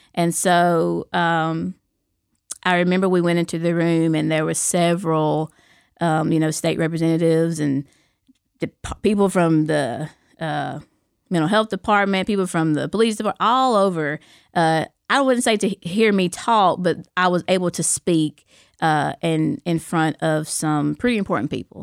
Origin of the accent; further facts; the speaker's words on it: Fort Payne, Alabama, United States; I'm from Fort Payne, you know, Fort Payne High School, that's my alma mater